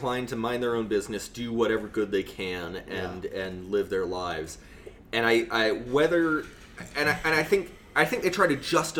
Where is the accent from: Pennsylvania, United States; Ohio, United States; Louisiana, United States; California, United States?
Ohio, United States; I'm some asshole from Ohio.